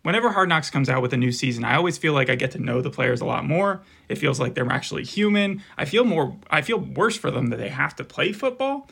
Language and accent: English; Arizona, United States; We're from Arizona